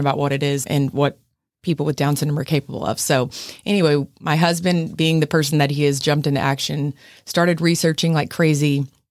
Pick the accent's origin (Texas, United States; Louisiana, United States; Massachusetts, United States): Texas, United States; Midland; moved away as an adult; also born or lived in Fort Worth, Texas; now in San Antonio, United States; I'm from Midland